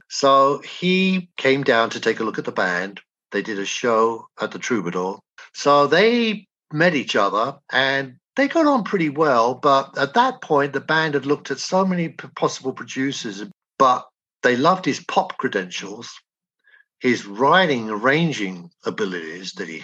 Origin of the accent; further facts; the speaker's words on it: England, United Kingdom; moved away as an adult; which I grew up with in England.